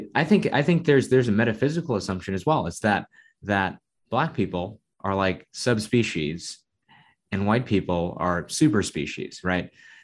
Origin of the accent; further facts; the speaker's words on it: New York City, New York, United States; I'm from New York City